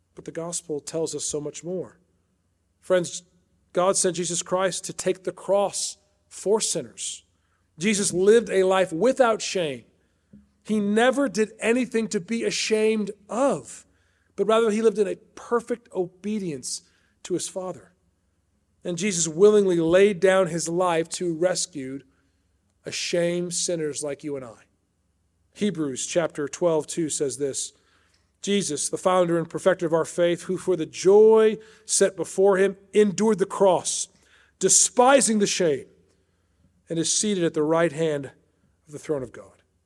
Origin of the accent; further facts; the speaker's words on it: Chicago, Illinois, United States; moved away as an adult; also born or lived in Washington, D.C.; I was raised outside Chicago in the Northwest suburbs